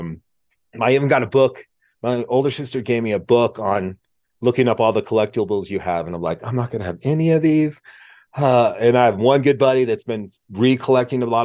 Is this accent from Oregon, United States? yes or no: yes; Mount Hood, Oregon, United States; I grew up skiing on Mount Hood in Oregon